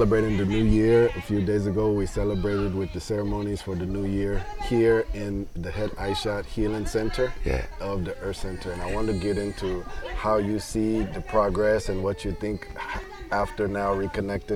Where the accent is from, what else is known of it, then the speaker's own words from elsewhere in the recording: United States; growing up in America